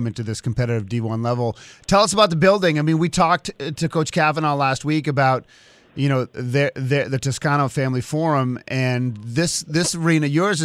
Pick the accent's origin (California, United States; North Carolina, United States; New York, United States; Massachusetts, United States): Massachusetts, United States; Swampscott; I grew up in Swampscott, Massachusetts